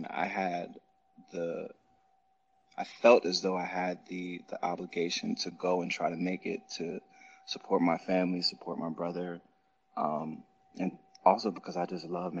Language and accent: English; Plainfield, New Jersey, United States; moved away as an adult; now in Atlanta, United States; I'm originally from Plainfield, New Jersey, currently living in Atlanta, Georgia